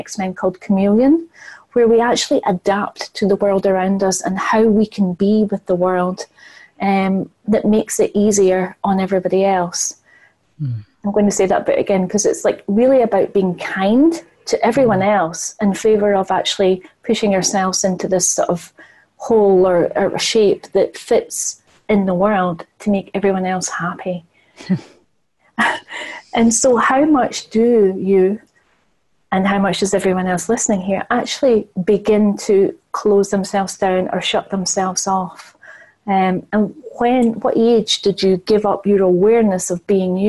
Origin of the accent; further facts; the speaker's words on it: United Kingdom; being British